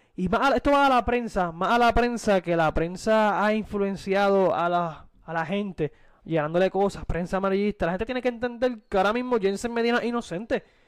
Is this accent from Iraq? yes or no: no; Puerto Rico; como puertorriqueño